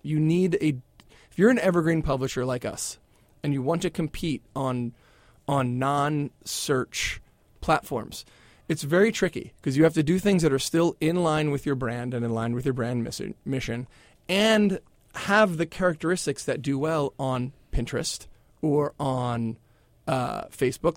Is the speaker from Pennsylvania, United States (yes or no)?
yes; Philadelphia, Pennsylvania, United States; I grew up in Philadelphia